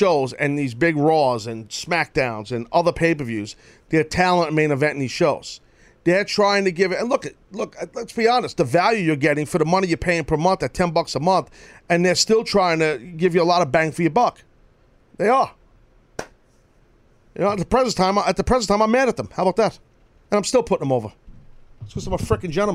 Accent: United States; I'm an American

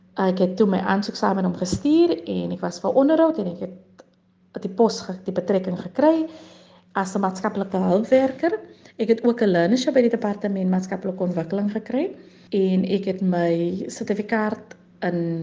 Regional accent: Ladismith, Western Cape, South Africa; Ek het grootgeword in die Hoekom Vallei. Die Hoekom Vallei is 'n plaasgemeenskap paar kilometer buite kan Lady Smith

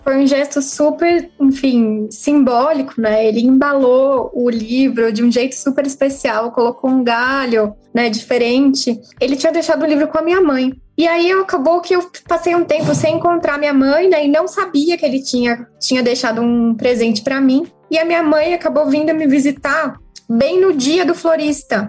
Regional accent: Jundiaí, São Paulo, Brazil; moved away as an adult; now in São Paulo, Brazil; nasci e cresci em Jundiaí, aqui pertinho de São Paulo

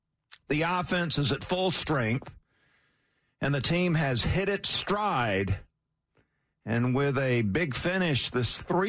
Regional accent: Valdosta, Georgia, United States; now in Atlanta, United States; growing up in Valdosta, there was no such thing as traffic.

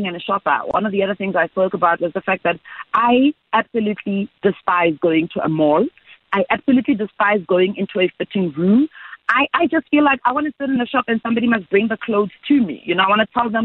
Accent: South Africa; a South African young woman who's a career woman

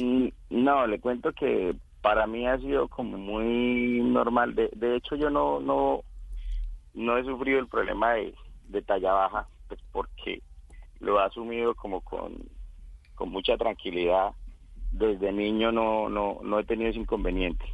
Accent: Casanare, Colombia; moved away; decidí regresar a mi, a mi pueblo, a mi departamento, el departamento de Casanare

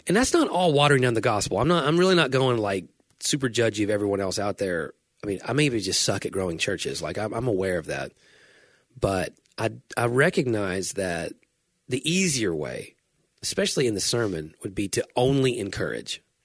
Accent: United States

